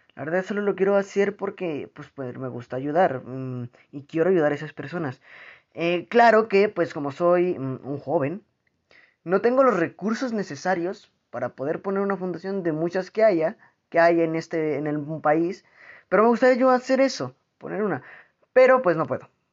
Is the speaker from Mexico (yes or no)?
yes; Mexico; en mi país, aquí en México, o al menos en mi región